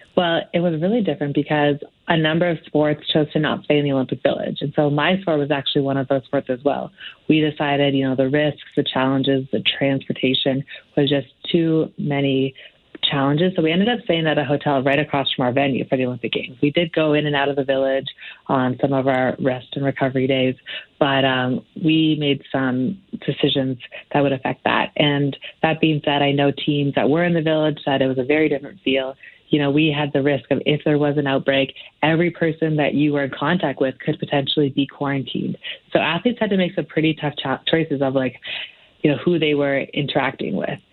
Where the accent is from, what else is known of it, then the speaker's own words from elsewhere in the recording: Canada; to be a young woman growing up in Canada